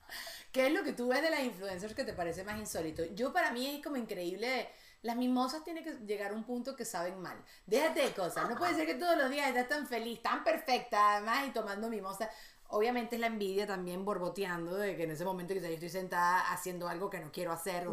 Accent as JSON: {"language": "Spanish", "country": "Venezuela", "also_born_or_lived": "United States", "moved": "as an adult", "said": "siempre soy de la Venezuela o, no sé, la venezolana."}